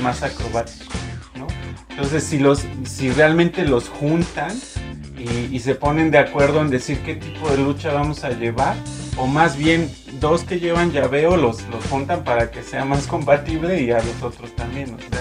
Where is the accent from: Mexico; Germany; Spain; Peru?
Mexico; nuestro país